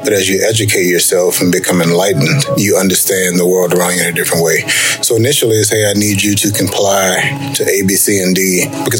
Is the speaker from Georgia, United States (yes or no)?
yes; Southeast Georgia, United States; For my childhood, I grew up in Southeast Georgia in the 80s